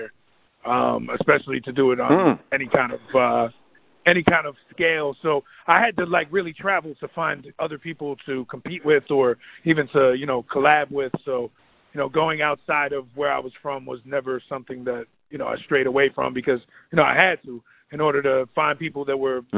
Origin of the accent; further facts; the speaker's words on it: New Jersey, United States; I'm from Jersey